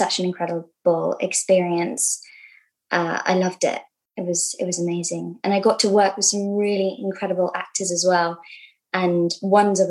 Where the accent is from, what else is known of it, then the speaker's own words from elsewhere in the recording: London, United Kingdom; I grew up in London, yeah. Kind of on the cusp of Hackney and Islington